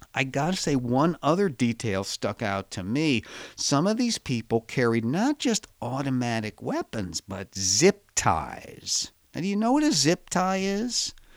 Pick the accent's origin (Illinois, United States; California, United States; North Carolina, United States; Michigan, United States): Illinois, United States; Chicago; I was born in the middle of this country in Chicago